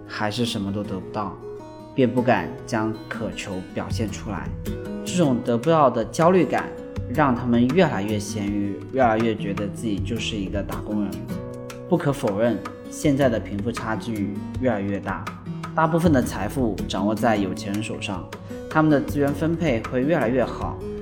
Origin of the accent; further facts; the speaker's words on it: Shenzhen, Guangdong, China; 我从小就在深圳长大，呃，很喜欢深圳这座城市